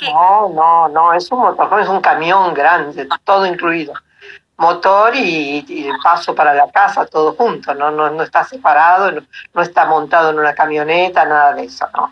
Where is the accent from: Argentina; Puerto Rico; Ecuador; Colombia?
Argentina; Alta Gracia, Córdoba; also born or lived in Buenos Aires; now in Tucumán, Argentina; yo nací en Buenos Aires, ¿no? Pero hace, desde el año 70 que vivimos en Tucumán, así que ya lo adopté como, como mi lugar en el mundo. Y después Córdoba, la granja de Altagracia, donde me crié con mis padres desde muy chica